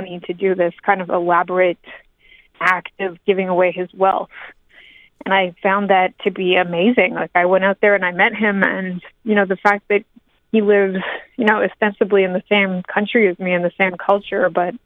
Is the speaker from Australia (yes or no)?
no; Montreal, Quebec, Canada; also born or lived in near Toronto; now in Toronto, Canada; I'm Canadian. I grew up in Montreal and I live near Toronto.